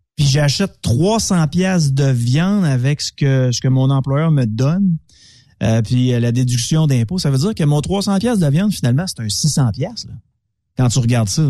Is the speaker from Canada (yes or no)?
yes; Quebec, Canada; en tant que Québécois